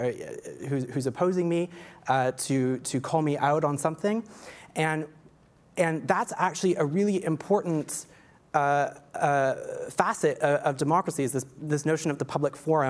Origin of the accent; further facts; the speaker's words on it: Canada; as a non-American, as a Canadian, as an outsider